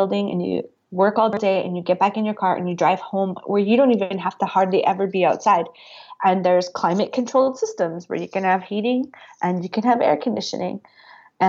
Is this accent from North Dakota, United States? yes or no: yes; North Dakota, United States; now in Montana, United States; I grew up in rural communities. I grew up in North Dakota. I'm in Montana now.